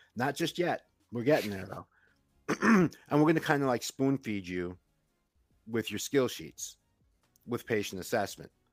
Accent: New York, United States; I grew up in Queens

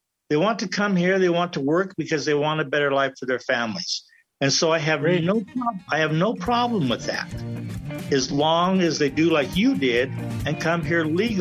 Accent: United States; I grew up here in America

